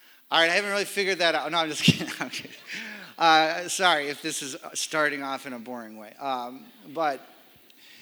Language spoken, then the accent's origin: English; Michigan, United States; now in Grand Rapids, United States; I am from Michigan